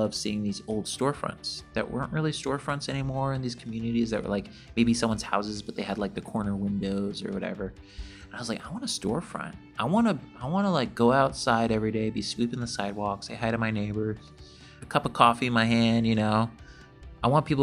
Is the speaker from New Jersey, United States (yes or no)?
yes; Asbury Park, New Jersey, United States; I actually grew up in on the Jersey Shore, kind of north of there. I could see Coney Island from the beach growing up. Grew up like Asbury Park area